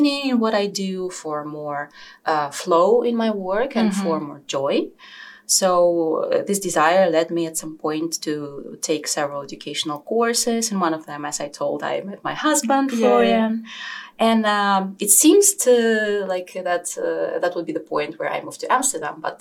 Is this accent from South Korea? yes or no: no; Moscow, Russia; moved away as an adult; now in Netherlands; I'm from Moscow